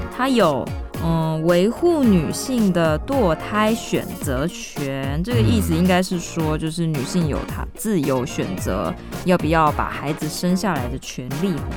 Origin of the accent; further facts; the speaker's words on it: Kaohsiung, Taiwan; 我的家乡